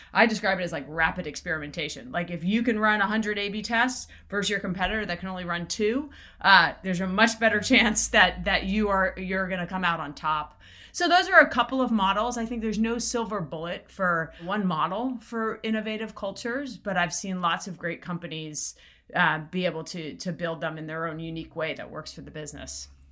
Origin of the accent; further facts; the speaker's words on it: South Florida, United States; also born or lived in Jamaica; So I grew up in Florida, in South Florida. I was actually born in Jamaica and then, uh, grew up in, in South Florida